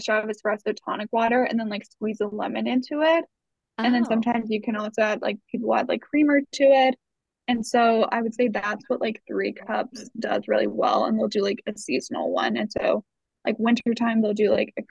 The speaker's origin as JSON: {"language": "English", "region": "Virginia", "country": "United States", "tie": "born or raised there", "also_born_or_lived": "East Coast", "moved": "yes", "lives_now": "Salt Lake City, United States", "said": "growing up in Virginia"}